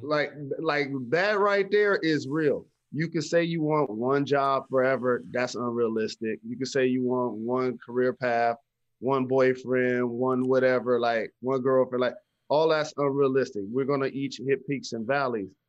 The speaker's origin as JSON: {"language": "English", "town": "Detroit", "region": "Michigan", "country": "United States", "tie": "born or raised there", "said": "I grew up playing basketball in Detroit public schools"}